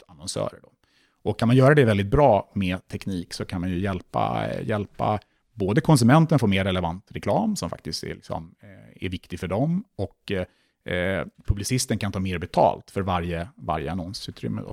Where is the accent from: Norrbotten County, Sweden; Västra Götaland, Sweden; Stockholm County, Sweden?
Stockholm County, Sweden; Stockholm; jag kom ju från Stockholm och jag läste i Stockholm. Så självklart hade jag ganska stort umgänge redan på plats runt omkring från min, från min uppväxt